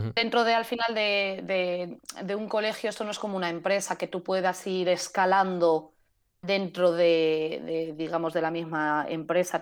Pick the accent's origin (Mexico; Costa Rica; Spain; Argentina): Spain; moved away; como buena española